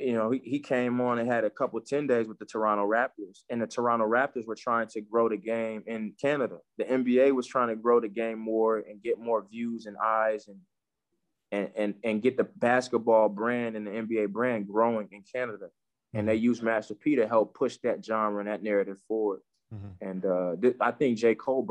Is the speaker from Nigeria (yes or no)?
yes; Nigeria; I'm Nigerian